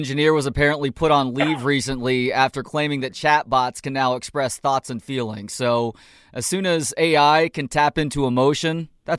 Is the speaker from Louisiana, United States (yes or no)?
no; Dallas, Texas, United States; moved away; I'm from Dallas originally.